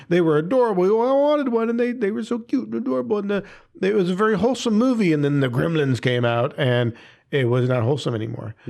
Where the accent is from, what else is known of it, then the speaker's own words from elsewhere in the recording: near Chicago, Illinois, United States; moved away; I grew up near Chicago